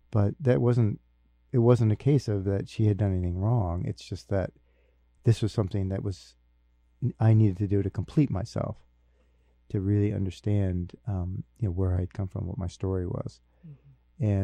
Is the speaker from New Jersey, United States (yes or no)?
yes; Newark, New Jersey, United States; born there; I was born in Newark, New Jersey, so I drove down to New Jersey